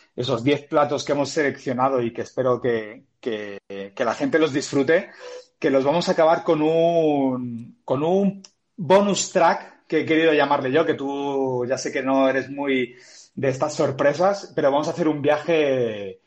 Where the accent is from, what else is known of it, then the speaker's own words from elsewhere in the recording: Barcelona, Catalonia, Spain; moved away as an adult; also born or lived in Madrid; yo soy de Barcelona, pero que yo me siento madrileño ya de, acogida